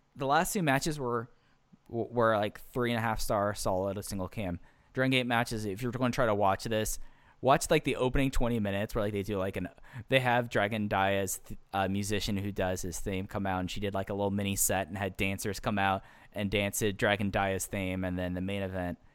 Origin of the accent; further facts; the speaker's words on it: Dallas, Texas, United States; I grew up in Dallas Fort Worth during the Dirk days